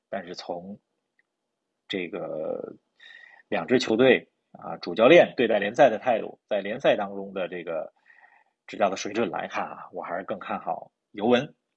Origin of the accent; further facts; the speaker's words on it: Beijing, China; 我和林子都是在北京长大，我们从小关注的球队都是北京国安